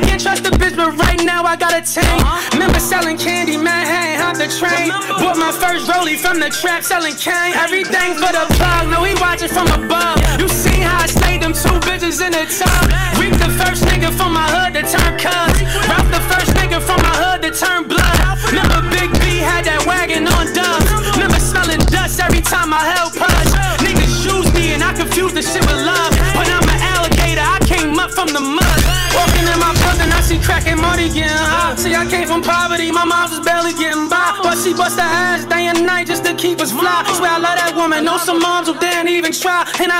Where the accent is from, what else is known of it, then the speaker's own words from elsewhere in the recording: Marion, United States; man. Man, I'm from there, my mother from there, her mother from there, her mother from there. Hey, I'm from Marion